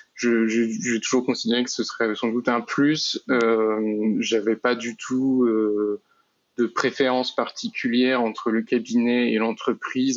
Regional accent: Nantes, Pays de la Loire, France; moved away as an adult; now in Rennes, France; je suis originaire de Nantes, euh, mais j'habite euh, actuellement à Rennes

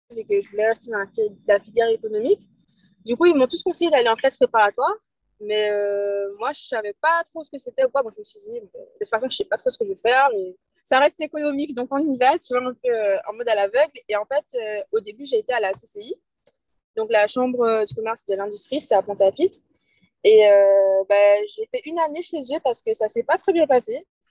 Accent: Guadeloupe; moved away as an adult; now in Toulouse, France; je suis guadeloupéenne

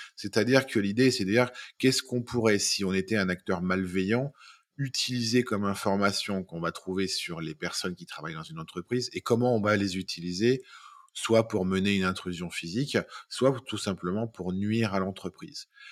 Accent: Lyon, Auvergne-Rhône-Alpes, France; je suis lyonnais, j'ai 45 ans

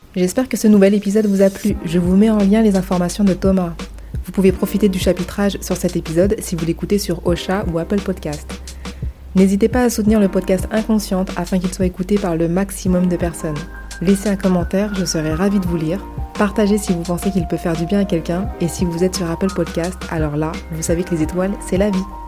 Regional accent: France; chez nous en France

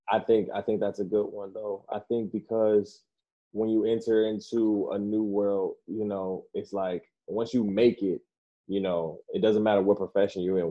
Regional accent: Detroit, Michigan, United States; also born or lived in Orlando, Florida; now in Grand Rapids, United States; I was born in Orlando, raised in Detroit

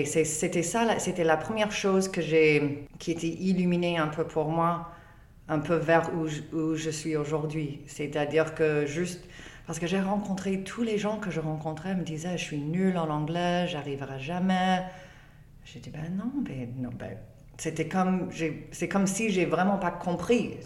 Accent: Canada; French is a second language; je suis canadienne, je ne suis pas française

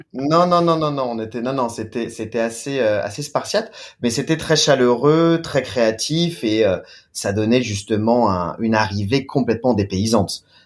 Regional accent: France; moved away as an adult; now in China; en tant que Français, en tant que Latin

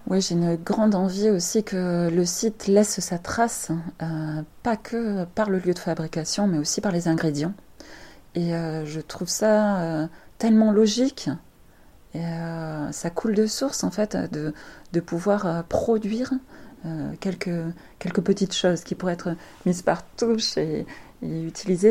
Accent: France; en tant que français

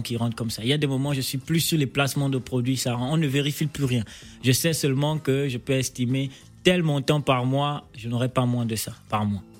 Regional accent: Gabon; accent: Gabonese; also born or lived in Port-Gentil, Gabon / Libreville, Gabon; mon accent gabonais

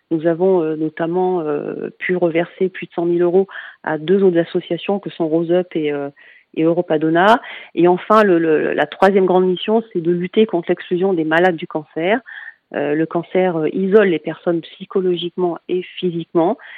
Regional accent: Lyon, Auvergne-Rhône-Alpes, France; donc parce que je suis de Lyon et que l'association est lyonnaise

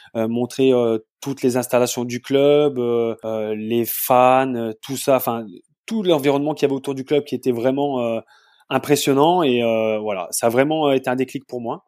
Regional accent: Saint-Étienne, Auvergne-Rhône-Alpes, France; moved away as an adult; also born or lived in Dresden, Germany; now in Bochum, Germany; Je suis euh, natif de la région stéphanoise, Saint-Étienne, en France

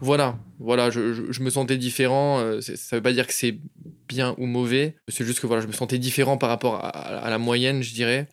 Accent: Chantilly, Hauts-de-France, France; moved away as an adult; now in Barcelona, Spain; Je suis d'originaire de France de base, à côté de Paris, dans une ville qui s'appelle Chantilly, donc à 45 minutes de Paris.

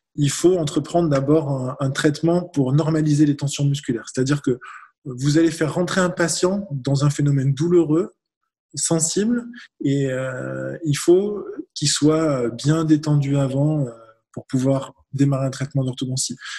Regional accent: France; on est beaucoup de Français dans cette situation

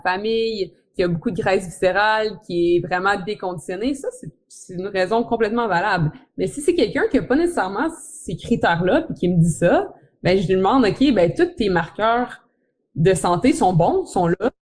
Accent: Quebec City, Quebec, Canada; je viens de Québec, Québec, Québec, la ville de Québec

